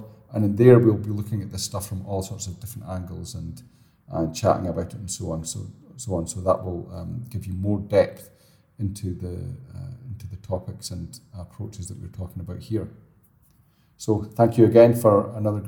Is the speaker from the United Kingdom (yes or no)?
yes; Scotland, United Kingdom; I'm Scottish, so it's kind of built, but I'm always moving away from it